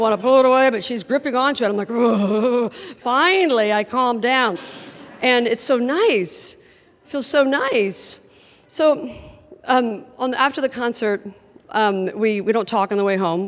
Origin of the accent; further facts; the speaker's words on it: Midwest, United States; I was from the Midwest